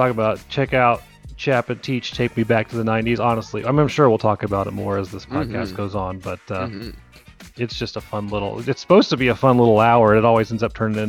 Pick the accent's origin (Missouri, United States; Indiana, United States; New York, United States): Indiana, United States; Tipton; I grew up in Tipton. I grew up in central Indiana, with both my parents, and they were both very conservative Christian family